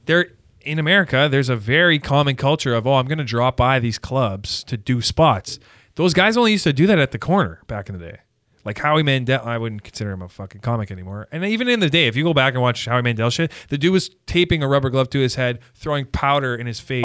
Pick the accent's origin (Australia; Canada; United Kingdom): Canada; as a Canadian